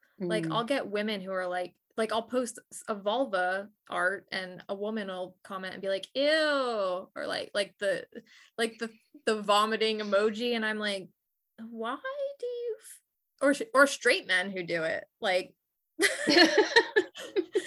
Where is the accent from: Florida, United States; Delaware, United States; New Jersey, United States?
Delaware, United States; now in Georgia, United States; I'm from Delaware, I'm not from Georgia.